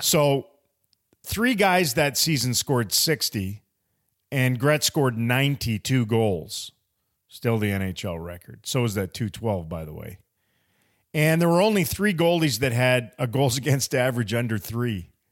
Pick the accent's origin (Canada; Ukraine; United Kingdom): Canada; Prince George, British Columbia; moved away; also born or lived in Kamloops, British Columbia / Ashcroft, British Columbia; I was born in Prince George and I still love all my time way up north there